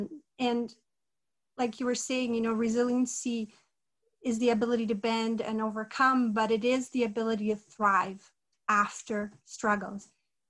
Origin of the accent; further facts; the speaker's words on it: Brazil; now in Canada; I'm originally from Brazil. My background is Italian, Portuguese, Brazilian Indigenous, and Lebanese. And I've been in Canada almost 20 years.